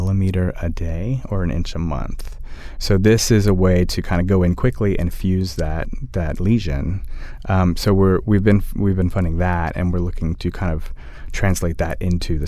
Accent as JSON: {"language": "English", "town": "Austin", "region": "Texas", "country": "United States", "tie": "born or raised there", "said": "growing up in Austin"}